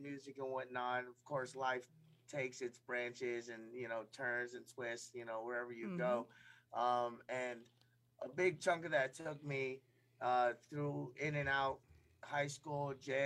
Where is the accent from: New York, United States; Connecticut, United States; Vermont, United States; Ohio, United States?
New York, United States; also born or lived in Thailand / Brooklyn, New York / New Jersey; I was born in Thailand. I was adopted when I was about 3 and a half and moved to upstate New York. My high school days, I grew up in Brooklyn